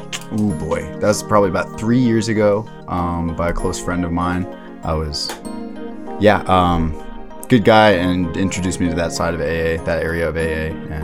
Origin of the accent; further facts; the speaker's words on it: Takoma Park, Maryland, United States; I'm from Tacoma Park, Maryland.